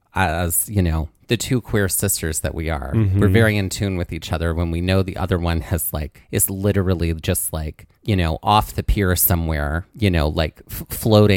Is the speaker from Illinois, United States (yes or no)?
no; Mississippi, United States; moved away as an adult; also born or lived in New Jersey; my first week of college, I moved from Mississippi to New Jersey